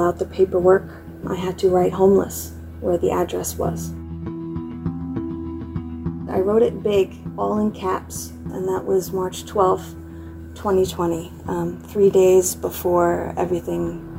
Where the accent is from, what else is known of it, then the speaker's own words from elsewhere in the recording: New York, United States; I'm undeniable. I was born here. So you can't tell me I'm not a New Yorker, but now you have to tell me where I can sleep.